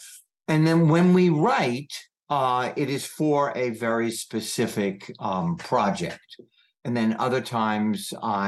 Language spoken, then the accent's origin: English; United States; Even though I'm American, you're English.